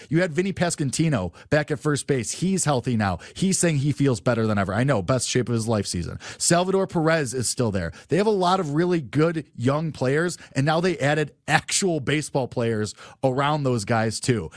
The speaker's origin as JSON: {"language": "English", "town": "Chicago", "region": "Illinois", "country": "United States", "said": "I'm very clearly from Chicago"}